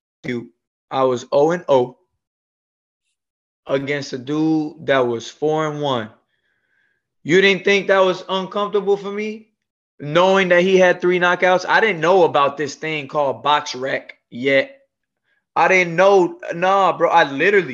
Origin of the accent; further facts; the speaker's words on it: Bayamón, Puerto Rico; also born or lived in Clarksville, Tennessee; now in Florida, United States; originally I'm from Bayamón, Puerto Rico